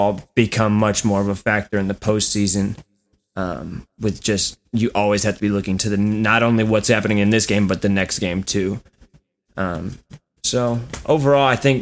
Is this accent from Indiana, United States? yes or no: yes; Indiana, United States; Born and raised in Indiana